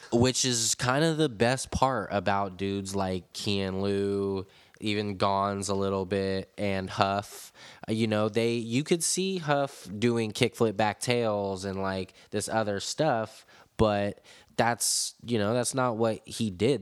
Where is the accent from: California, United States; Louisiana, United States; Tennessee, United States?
California, United States; San Francisco; growing up in San Francisco with all these amazing legendary spots everywhere